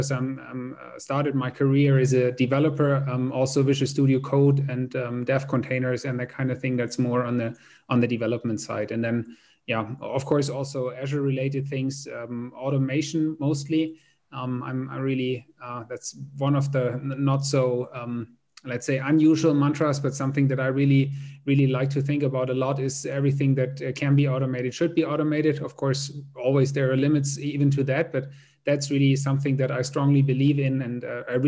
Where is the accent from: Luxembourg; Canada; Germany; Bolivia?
Germany; I'm from Germany, actually Southern Germany.